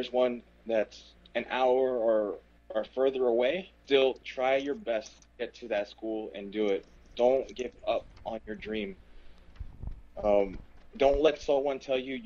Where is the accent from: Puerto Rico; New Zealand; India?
Puerto Rico; I'm Puerto Rican.